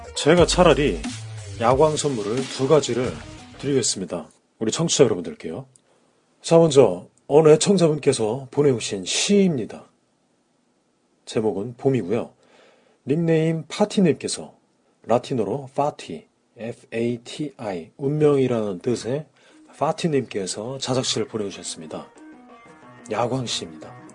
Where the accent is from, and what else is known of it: South Korea